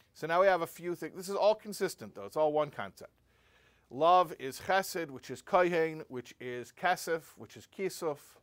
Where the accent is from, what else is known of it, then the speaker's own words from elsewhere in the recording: United States; I'm an American boy and I speak English